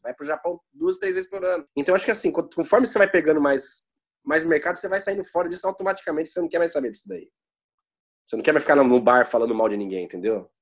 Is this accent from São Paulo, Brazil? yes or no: yes; São Paulo, Brazil; moved away as an adult; a gente é de São Paulo